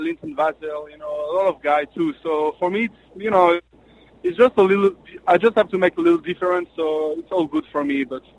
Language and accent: English; French-speaking Switzerland, Romandy, Switzerland; moved away; in Switzerland there is three parts. So the French part, the German part, and the Italian part, and I'm from the French part